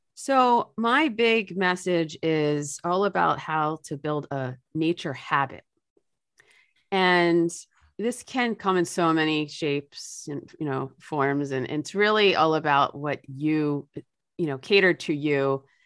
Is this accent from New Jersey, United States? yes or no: yes; New Jersey, United States; my home state of New Jersey